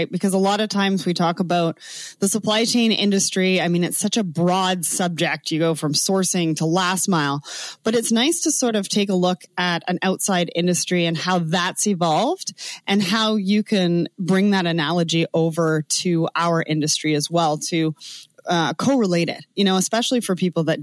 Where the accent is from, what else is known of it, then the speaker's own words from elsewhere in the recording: Canada; accent: Canadian; Probably my Canadian accent.